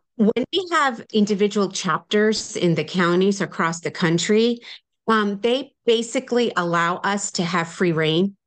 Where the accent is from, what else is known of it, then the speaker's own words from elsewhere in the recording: United States; moved away; also born or lived in New Jersey / New York; I grew up in New Jersey and New York